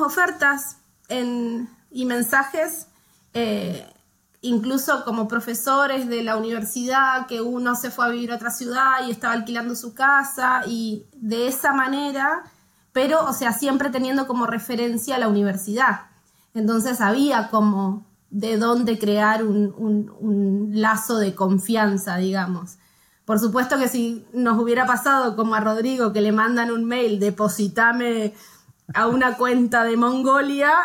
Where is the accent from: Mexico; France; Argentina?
Argentina; moved away as an adult; now in Norway; somos una familia argentina